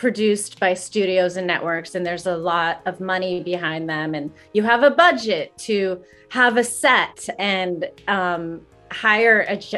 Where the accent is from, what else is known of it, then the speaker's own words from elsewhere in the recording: Greensburg, Pennsylvania, United States; moved away; my hometown of Greensburg, Pennsylvania